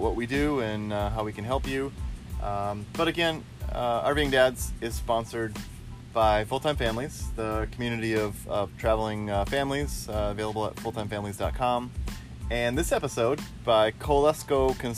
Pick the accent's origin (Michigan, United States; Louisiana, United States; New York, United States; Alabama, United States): Michigan, United States; I'm from Michigan